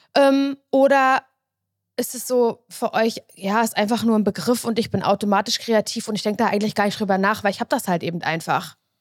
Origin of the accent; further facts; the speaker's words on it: the East, East Germany, Germany; Und ich komme noch aus dem Osten